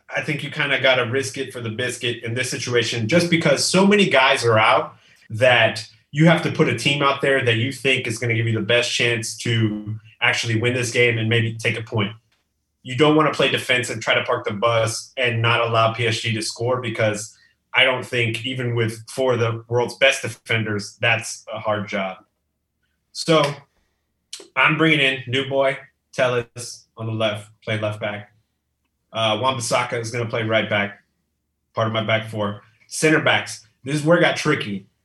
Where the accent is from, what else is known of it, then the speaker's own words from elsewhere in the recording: Texas, United States; now in McAllen, United States; I'm from Texas. I live in South South Texas now. I'm in, in McAllen, close to the border.